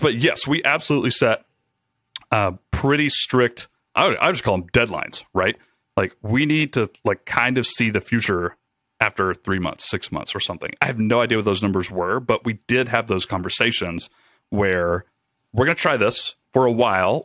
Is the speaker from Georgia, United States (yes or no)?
yes; Rome, Georgia, United States; moved away as an adult; also born or lived in Atlanta, Georgia; I took a job with a startup back in my hometown, uh, Rome, Georgia